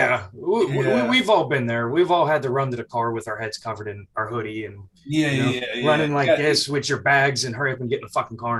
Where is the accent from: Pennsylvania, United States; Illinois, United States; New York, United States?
Pennsylvania, United States; Pittsburgh; moved away; also born or lived in Virginia Beach, Virginia; I was down in Virginia. That's where I trained and came up in the business for the first 8-9 years. And I'm originally from Pittsburgh.